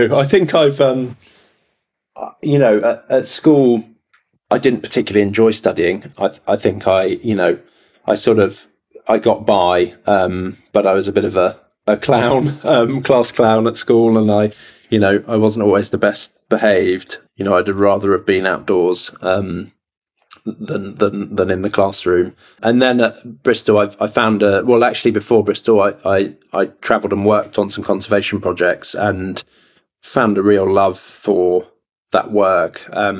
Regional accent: Castilla-La Mancha, Spain; also born or lived in Dorset, England; I grew up partly in central Spain, between central Spain and Dorset on the southwest coast.

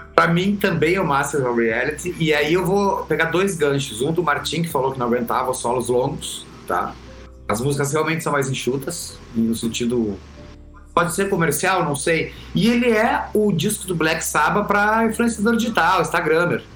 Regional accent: Camaquã, Rio Grande do Sul, Brazil; nasci em Camacuã, no Rio Grande do Sul

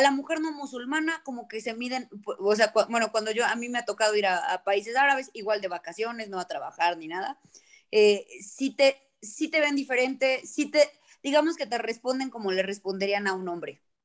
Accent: Cholula, Puebla, Mexico; en Cholula yo sí me eduqué con, Rosario en mano y además la visita de la, de la Virgen a casa

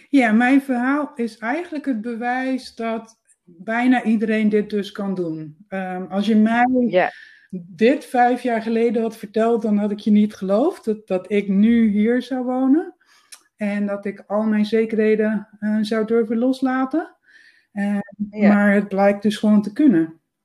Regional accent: Netherlands; first language Dutch; moved away as an adult; also born or lived in Amsterdam; now in Spain; ik ben uit Nederland vertrokken in de zomer van 2017

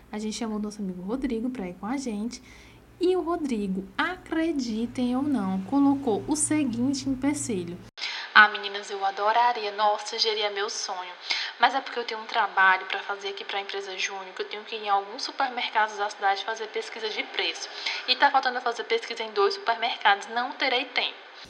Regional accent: Crateús, Ceará, Brazil; also born or lived in Independência; eu também era do interior, né? Que somos de Crateus, Independência

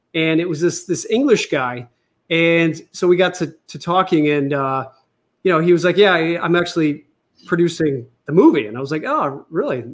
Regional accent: United States; I was born in America and you know I was raised as a Catholic

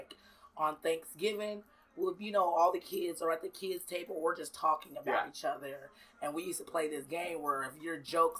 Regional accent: Seattle, Washington, United States; I am from Seattle, yes, definitely.

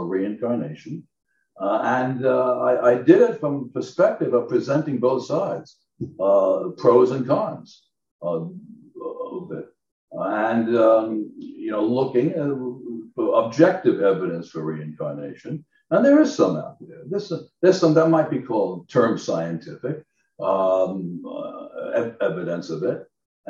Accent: Long Island, New York, United States; now in Southern California, United States; I come from an aviation family, and I'm from Long Island, New York

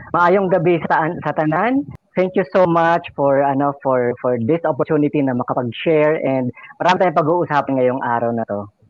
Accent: Quezon City, Metro Manila, Philippines; moved away as an adult; also born or lived in Bulacan; now in Mindanao, Philippines; na taga dyan ako. I was born in Quezon City. And ngayon, ang family ko nasa Bulacan at QC. Pero ngayon, nag adventure ako dito sa Mindanao

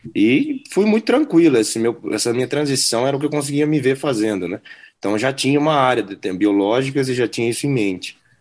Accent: Campo Grande, Mato Grosso do Sul, Brazil; moved away as an adult; also born or lived in Nebraska; now in United States; sou de Campo Grande, Mato Grosso do Sul

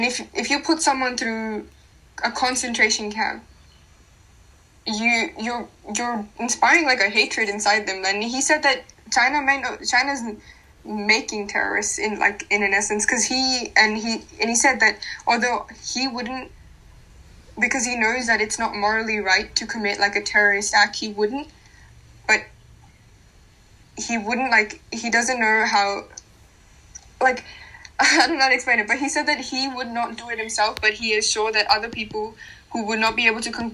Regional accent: Pakistan; moved away; I am from Pakistan

